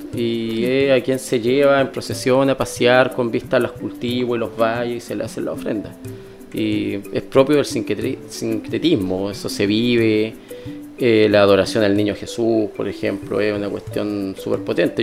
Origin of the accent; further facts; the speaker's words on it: Calama, Antofagasta, Chile; moved away as an adult; also born or lived in Chuquicamata; now in Valparaíso Region, Chile; Y me crié en la parte rural de Calama, en la zona cercana al río Loa